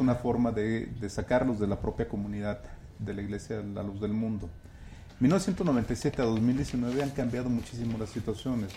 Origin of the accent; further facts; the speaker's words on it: Guadalajara, Jalisco, Mexico; yo soy de Guadalajara y crecí mm. en, ese, en ese entorno en los años 90